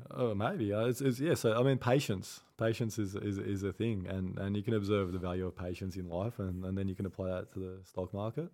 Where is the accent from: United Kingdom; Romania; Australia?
Australia; I'm, I'm Australian